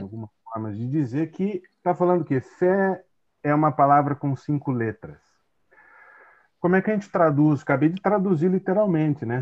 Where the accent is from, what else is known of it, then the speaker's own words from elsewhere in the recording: Tatuí, São Paulo, Brazil; moved away as an adult; also born or lived in Santo André / Maringá; now in Itajaí, Brazil; nasci em Santo André, cresci no interior é, de São Paulo, numa cidade chamada Tatuí